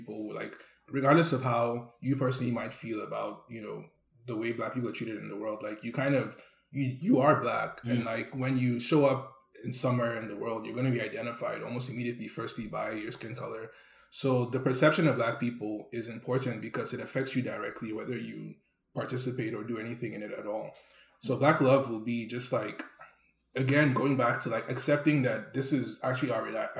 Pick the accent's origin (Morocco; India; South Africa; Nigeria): Nigeria; now in Canada; growing up in Nigeria